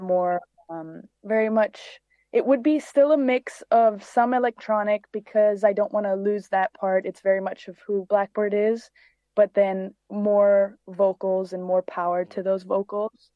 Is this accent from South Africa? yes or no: no; Cyprus; moved away as an adult; also born or lived in London, United Kingdom; now in Los Angeles, United States; I was born in London, and I grew up on an island called Cyprus in the Mediterranean, and I moved to Los Angeles in 2016